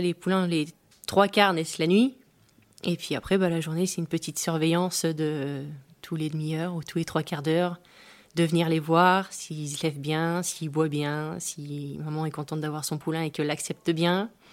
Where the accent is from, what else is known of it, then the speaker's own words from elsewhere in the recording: Pas-de-Calais, Hauts-de-France, France; now in Normandy, France; je suis originaire du Pas-de-Calais